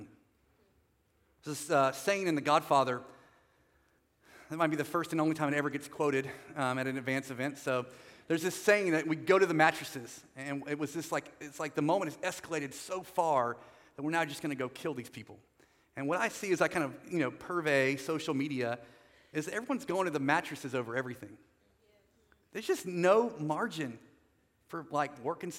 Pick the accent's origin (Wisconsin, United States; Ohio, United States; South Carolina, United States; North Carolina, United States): North Carolina, United States; also born or lived in Southern California; So I'm not from California, I'm from North Carolina